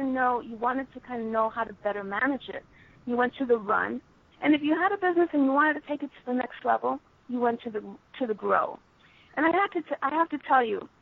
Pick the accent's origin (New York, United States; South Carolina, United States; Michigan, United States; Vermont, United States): New York, United States; New York City; I was actually born in New York